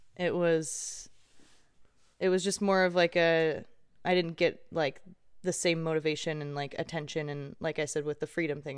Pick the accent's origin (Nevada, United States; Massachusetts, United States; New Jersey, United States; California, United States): California, United States; Irvine; I grew up in Irvine and in a gated community most of my life